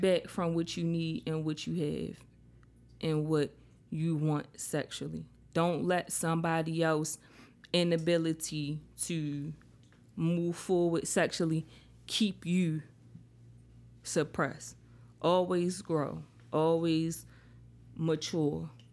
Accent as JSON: {"language": "English", "town": "Baltimore", "region": "Maryland", "country": "United States", "moved": "yes", "lives_now": "Charlotte, United States", "said": "I'm in Charlotte, but I'm from Baltimore"}